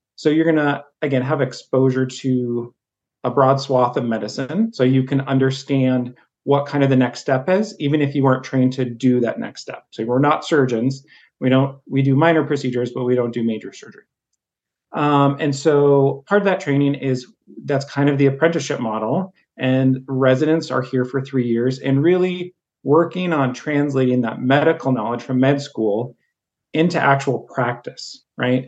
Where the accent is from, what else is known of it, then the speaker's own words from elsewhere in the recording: Harlem, Montana, United States; also born or lived in Havre, Montana; I grew up in Harlem, Montana, so again, an even smaller town